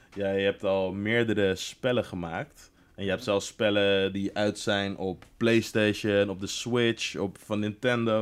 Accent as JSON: {"language": "Dutch", "town": "Laren", "region": "North Holland", "country": "Netherlands", "tie": "born or raised there", "said": "ik kom natuurlijk ook uit Laren."}